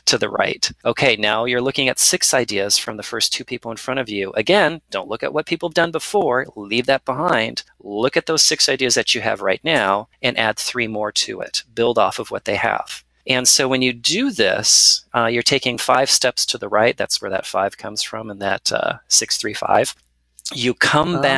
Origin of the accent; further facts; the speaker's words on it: California, United States; I was born in California